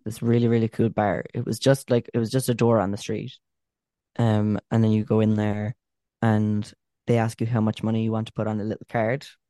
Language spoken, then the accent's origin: English; Cork, Munster, Ireland; we're from Cork.